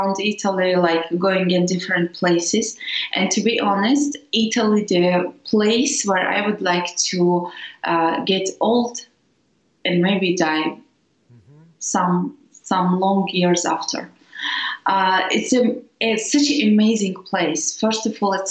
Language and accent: English; Dagestan, Russia; From Russia, Dagestan. Dagestan, it's a south Russia